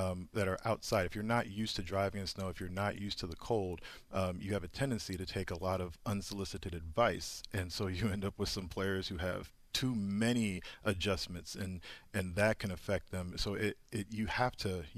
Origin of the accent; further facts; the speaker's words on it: Indianapolis, Indiana, United States; moved away as an adult; also born or lived in Boston / New York; I grew up in Indianapolis, where it snows very frequently during this time of year